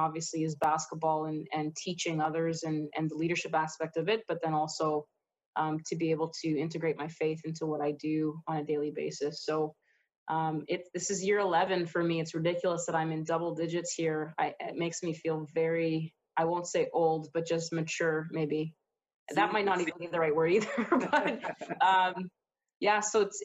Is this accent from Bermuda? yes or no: no; Winnipeg, Manitoba, Canada; moved away; I'm originally from Winnipeg, Manitoba, best city in Manitoba, we'll put it that way.